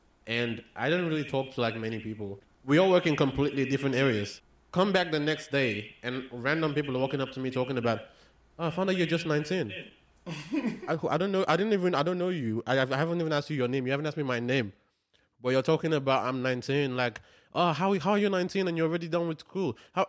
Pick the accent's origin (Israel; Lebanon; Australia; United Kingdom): Australia; Sydney, New South Wales; first language English; moved away as an adult; also born or lived in Canberra; now in United States; I grew up in Sydney, Australia